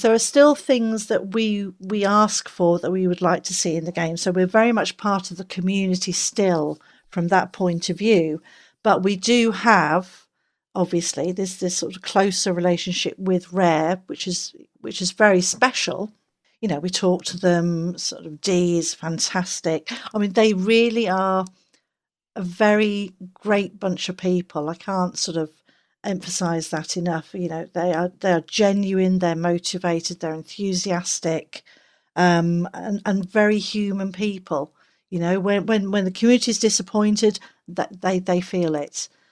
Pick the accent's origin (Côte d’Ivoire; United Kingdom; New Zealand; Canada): United Kingdom; England; I'm English